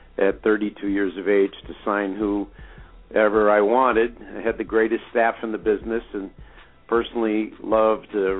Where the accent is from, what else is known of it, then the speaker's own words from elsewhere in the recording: Chicago, Illinois, United States; moved away as an adult; now in New York, United States; President Obama is from my hometown, Chicago